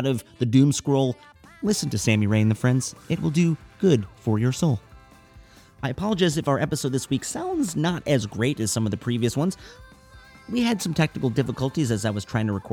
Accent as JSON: {"language": "English", "town": "Evanston", "region": "Illinois", "country": "United States", "tie": "born or raised there", "said": "my hometown of Evanston, Illinois"}